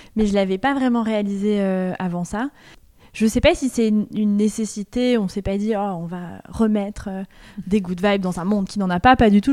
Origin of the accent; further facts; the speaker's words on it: France; moved away as an adult; also born or lived in Liège, Belgium; je suis française